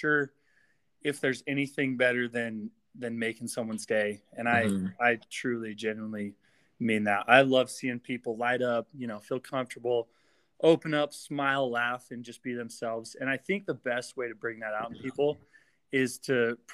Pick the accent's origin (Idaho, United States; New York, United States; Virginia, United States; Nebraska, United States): Idaho, United States; Pocatello; I was born and raised in Pocatello, Idaho. I grew up here my whole life.